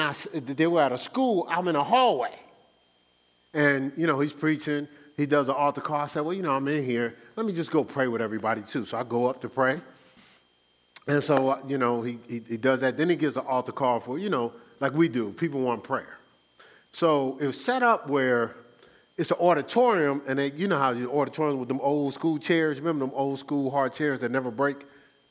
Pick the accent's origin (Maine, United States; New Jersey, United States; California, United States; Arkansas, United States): New Jersey, United States; Newark; I'm from Newark